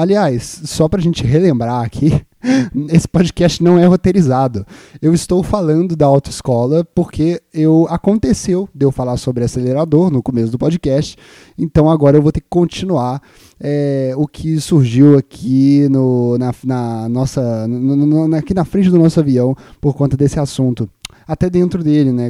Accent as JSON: {"language": "Portuguese", "town": "Juiz de Fora", "region": "Minas Gerais", "country": "Brazil", "moved": "yes", "said": "o naipe do lugar de onde eu vim"}